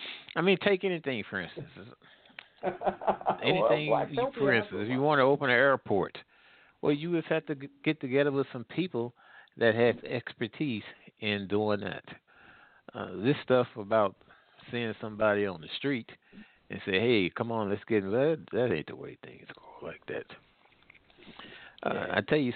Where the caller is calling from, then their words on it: Midwest, United States; I'm calling from the Midwest.